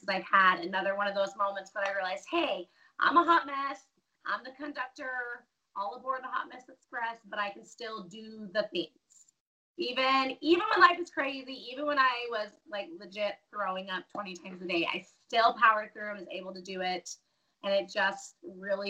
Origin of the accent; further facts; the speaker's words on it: Denver, Colorado, United States; moved away as an adult; now in Caldwell, United States; I was born and raised in Denver.